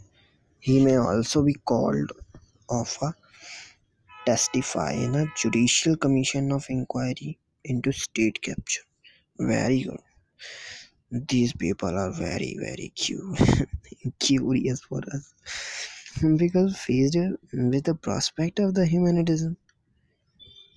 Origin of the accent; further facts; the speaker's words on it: India; I am from India